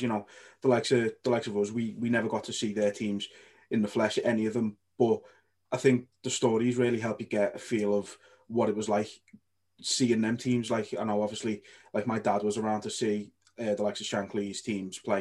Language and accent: English; England, United Kingdom; an Englishman